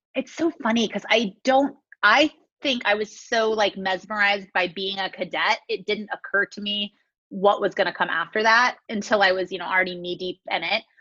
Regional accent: California, United States; now in Las Vegas, United States; I grew up in California, kind of born and raised there

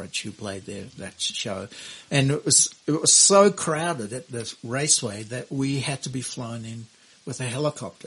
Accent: Australia; my home country, in Australia, in Sydney

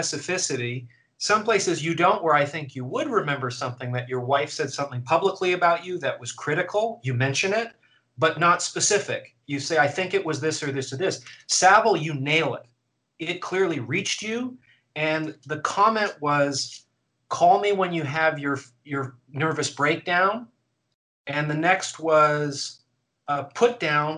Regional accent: Canada; as a Canadian

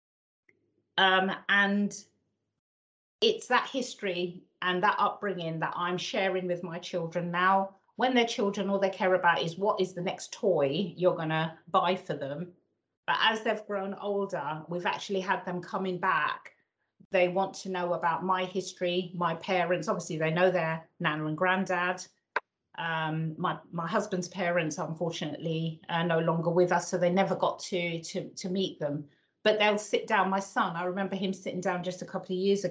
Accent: London, United Kingdom; moved away as an adult; also born or lived in Northamptonshire; I was born and brought up in the East End of London

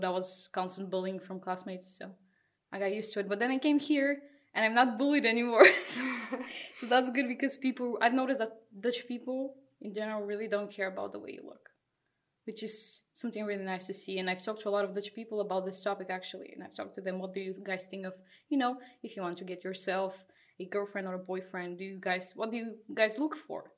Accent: Bulgaria; now in Netherlands; I'm also from Bulgaria, another Bulgarian here

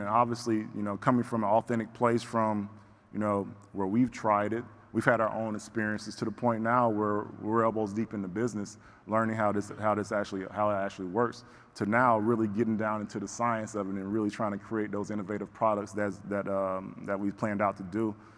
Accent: the South, United States; growing up in the South, Bible Belt

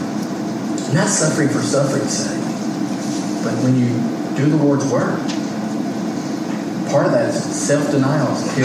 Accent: United States; I'm an American

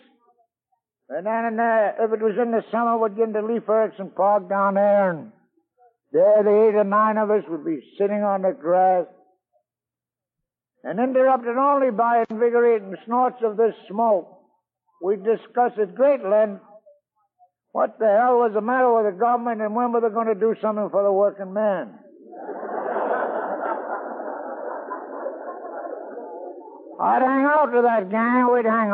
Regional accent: Scotland, United Kingdom; now in New York, United States; I was born in Scotland.

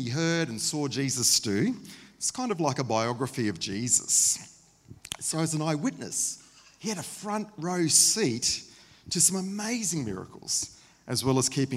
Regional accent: Queensland, Australia; also born or lived in Sydney, New South Wales; Passionate Queenslanders

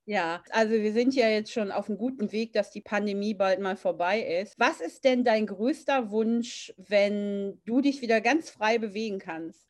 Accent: Germany; als Deutsche, die in Deutschland aufgewachsen sind

